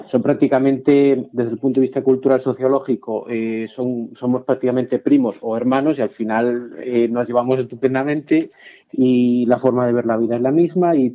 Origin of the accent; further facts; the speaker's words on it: Salamanca, Castile and León, Spain; yo soy de Salamanca